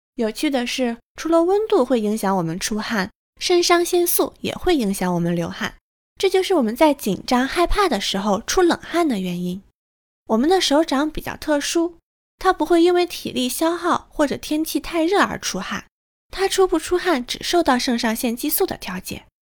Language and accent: Chinese; northern China, China; moved away; 身为北方人